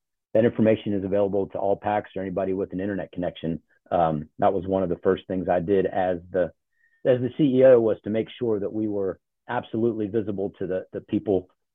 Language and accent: English; Charlotte, North Carolina, United States; also born or lived in Ohio; I grew up in Charlotte. So I claim the South.